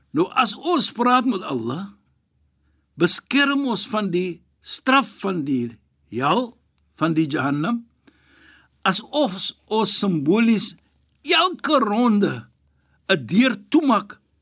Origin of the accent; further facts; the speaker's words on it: South Africa; ek is van Suid-Afrika. Ons is van Suid-Afrika